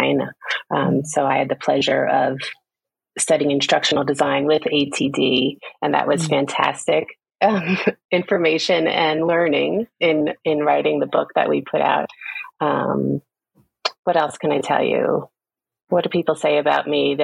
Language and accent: English; New York City, New York, United States; I was born in Queens, New York, the youngest of six, a large family.